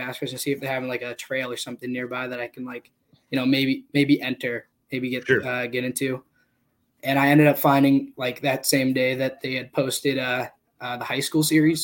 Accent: Taunton, Massachusetts, United States; So, I'm from Massachusetts. I'm from Taunton

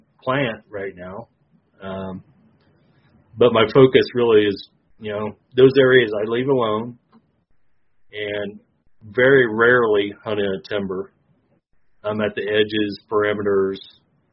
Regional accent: Clinton, Illinois, United States; I'm from Clinton, Illinois, my hometown. Born and raised there.

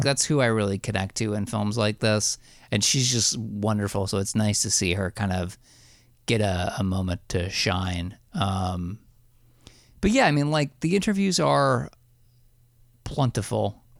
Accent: New Jersey, United States; also born or lived in Astoria, Queens, New York; now in New York, United States; I'm from Jersey originally. I live in, I live in Astoria, Queens now.

